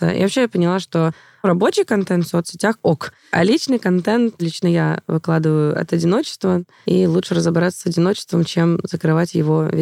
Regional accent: Moscow, Russia

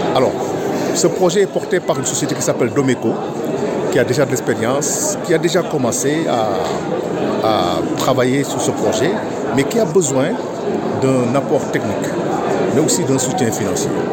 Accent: Senegal; nous, on est sénégalais

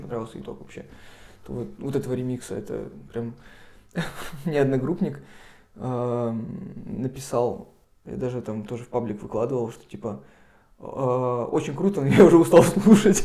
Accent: Sarapul, Udmurt Republic, Russia; now in Murmansk, Russia; я сам не из Мурманска, я приехал из Средней Полосы, mm. из Мурманской республики, из города Сарапула. И в Сараполе я ходил на рок-концерты

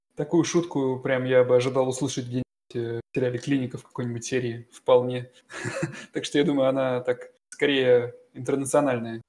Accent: Russia; now in Germany; я из России, а это несложно понять по моему немецкому

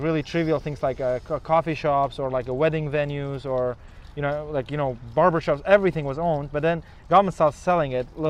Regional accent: Uzbekistan; And, you know, I'm from Uzbekistan

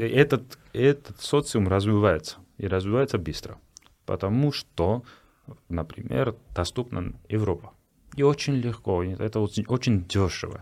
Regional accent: Georgia; я грузин

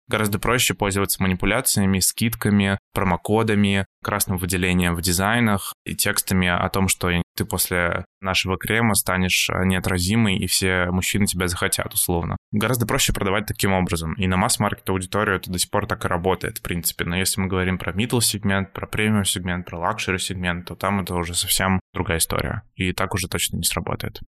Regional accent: Yaroslavl, Yaroslavl Oblast, Russia; also born or lived in Saint Petersburg / Moscow; now in Georgia; изначально я вообще из Ярославля, но долгое время жил и работал в Петербурге

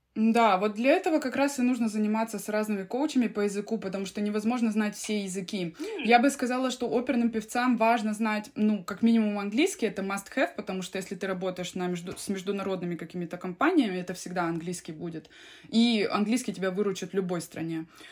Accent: Krasnoyarsk, Krasnoyarsk Krai, Russia; now in Finland; я родилась в Красноярске, в Сибири, и, э, в общем, там и росла

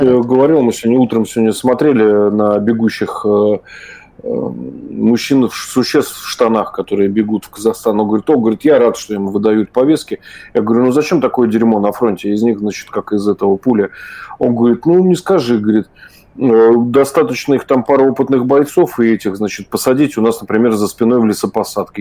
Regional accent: Saint Petersburg, Russia; я вырос в Ленинграде

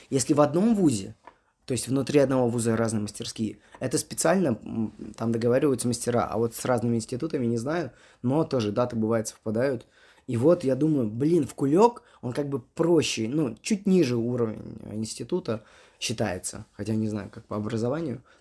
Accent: Moscow, Russia; Мне говорит, …, здравствуйте, вы откуда? Я говорю, э, из Москвы.

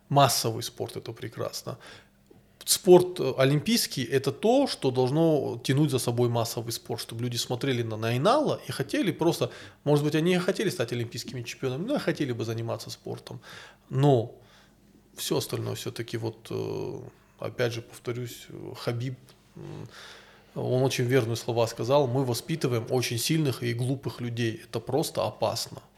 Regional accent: North Caucasus, Russia; Такое ощущение, будто бы мы, кавказцы, не можем дать миру ничего, кроме своей хорошей физиологии.

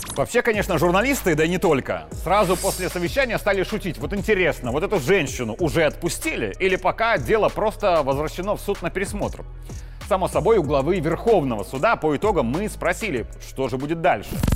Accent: Belarus; вот это мы, белорусы.

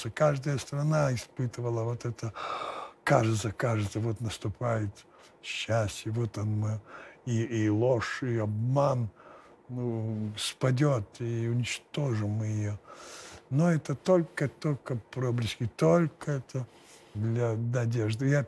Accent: Lithuania; я же я ж литовец.

